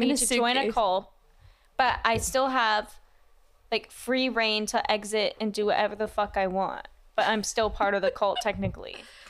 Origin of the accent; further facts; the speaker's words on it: Ohio, United States; I'm from Ohio.